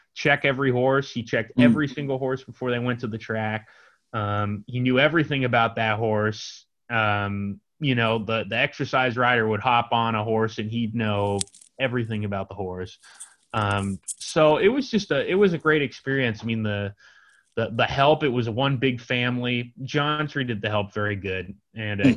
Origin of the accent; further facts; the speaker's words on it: San Diego, California, United States; now in San Francisco, United States; I'm in San Diego right now with my family.